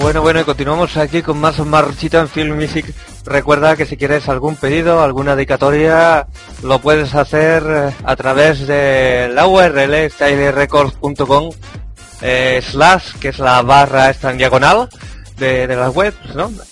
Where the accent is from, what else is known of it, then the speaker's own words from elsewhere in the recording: Cádiz, Andalusia, Spain; aquí de Cádiz, de mi tierra